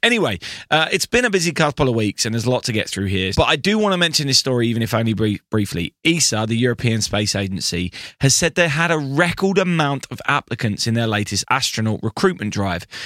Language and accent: English; United Kingdom; I am British